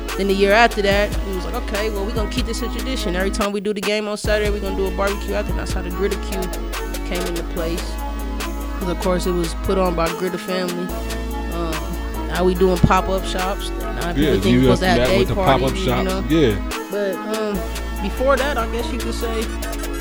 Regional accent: New York, United States; now in Denver, United States; I'm from New York

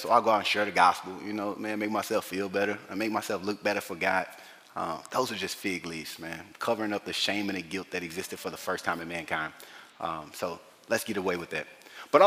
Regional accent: the South, United States; I grew up in the South

